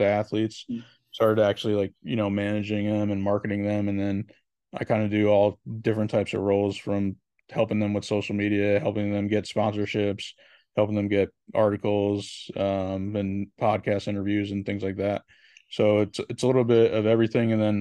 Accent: Connecticut, United States; I'm from Connecticut

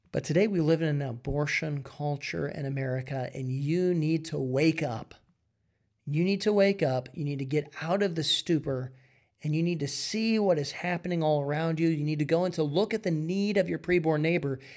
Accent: Iowa, United States; I'm from Iowa.

